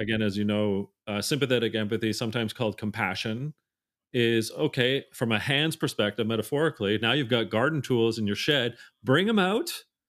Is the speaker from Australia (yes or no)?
no; Canada; being Canadian, I say Z a lot